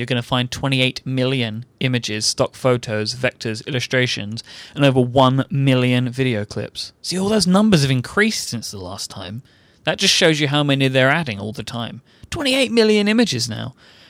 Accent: England, United Kingdom; I'm an Englishman.

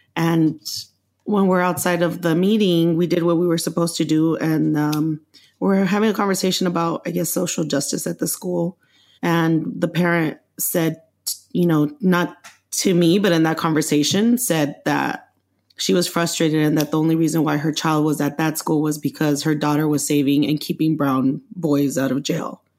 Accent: Los Angeles, California, United States; also born or lived in Mexico; I grew up in Los Angeles since the age of six when my parents brought me

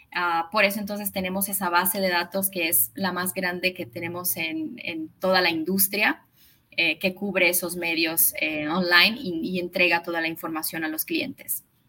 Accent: São Paulo, Brazil; Spanish is a second language; yo vivo en Brasil, vivo en San Paulo, nací acá. Eh, mi mamá es argentina, por eso hablo español

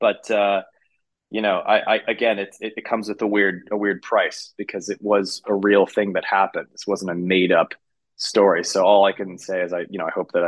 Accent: San Francisco, California, United States; my hometown of San Francisco

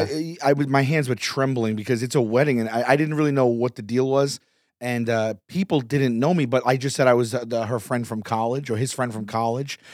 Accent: New York City, New York, United States; from New York, from Staten Island

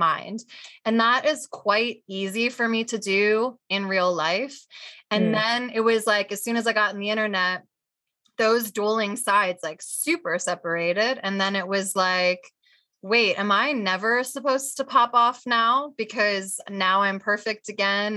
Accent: New Jersey, United States; I am also from Jersey

